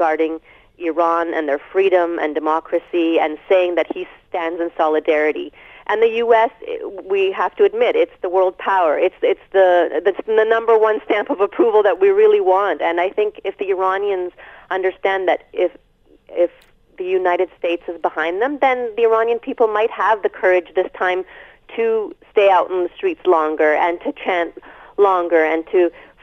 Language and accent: English; Canada; as a Canadian